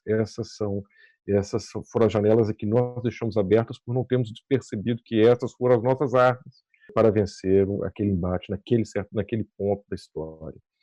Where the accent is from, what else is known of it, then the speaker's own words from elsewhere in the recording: Brazil; nós, como brasileiros